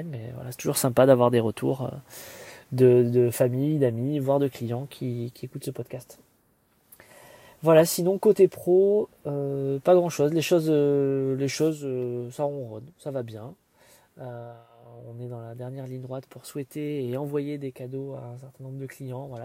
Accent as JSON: {"language": "French", "town": "Marseille", "region": "Provence-Alpes-Côte d'Azur", "country": "France", "said": "j'ai essayé de leur expliquer que je venais de Marseille et que j'étais très content de voir, de voir un maillot de l'OM"}